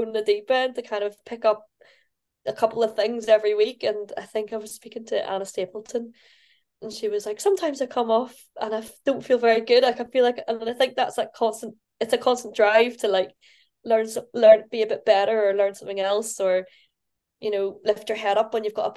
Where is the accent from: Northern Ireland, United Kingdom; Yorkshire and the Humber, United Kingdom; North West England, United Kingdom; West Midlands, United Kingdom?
Northern Ireland, United Kingdom; moved away as an adult; now in Scotland, United Kingdom; being Northern Irish